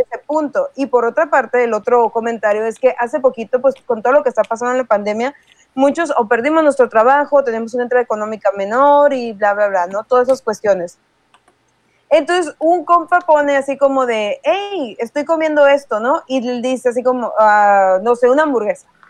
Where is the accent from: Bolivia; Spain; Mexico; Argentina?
Mexico; a todo mundo nos gusta el frijol, al menos si somos mexicanos